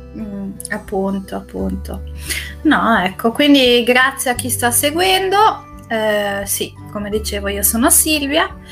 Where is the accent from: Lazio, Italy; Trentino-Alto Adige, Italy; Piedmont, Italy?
Trentino-Alto Adige, Italy; sia io che Francesca, eh, siamo, veniamo dall'Alto Adige